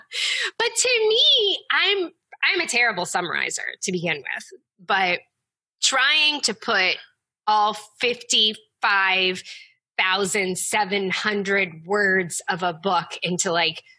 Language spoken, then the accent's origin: English; the South, United States; I grew up in the South